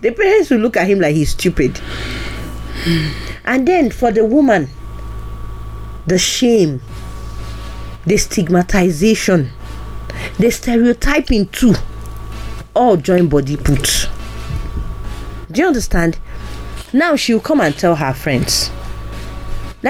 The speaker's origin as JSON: {"language": "English", "region": "eastern Nigeria", "country": "Nigeria", "said": "I'm from the East"}